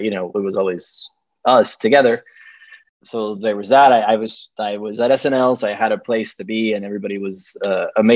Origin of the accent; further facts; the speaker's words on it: Dominican Republic; now in New York, United States; I am from the Dominican Republic and I live in New York.